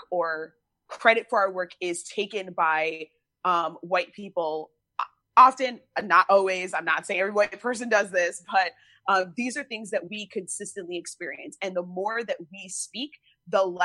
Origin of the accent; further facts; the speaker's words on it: United States; also born or lived in Chicago; being an American